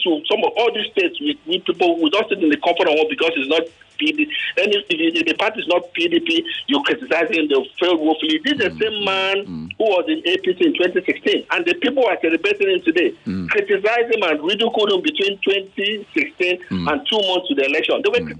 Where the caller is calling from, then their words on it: Ilupeju, Lagos, Nigeria; I'm calling from Ilupeju